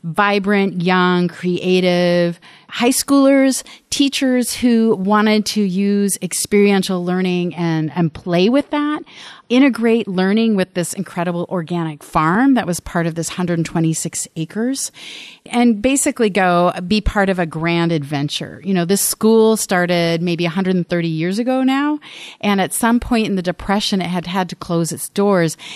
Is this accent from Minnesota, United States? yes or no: yes; Minnesota, United States; moved away; also born or lived in Washington, D.C. metro area / Iowa; as a Midwesterner, because I was raised in Minnesota